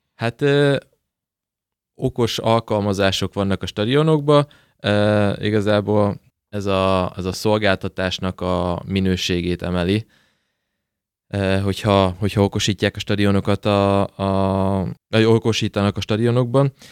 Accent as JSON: {"language": "Hungarian", "town": "Debrecen", "region": "Hajdú-Bihar", "country": "Hungary", "tie": "born or raised there", "said": "lakótelepen nőttem fel, lakótelepen állandóan fociztunk"}